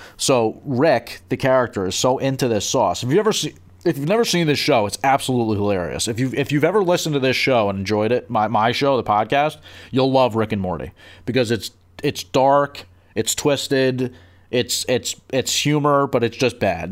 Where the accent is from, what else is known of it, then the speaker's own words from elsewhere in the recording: New Jersey, United States; I'm from Jersey